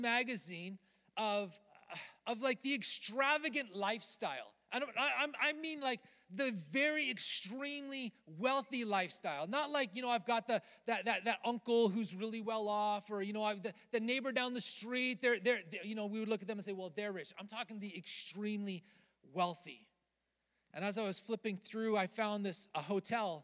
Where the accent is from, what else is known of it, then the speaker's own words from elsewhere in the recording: Canada; I'm Canadian.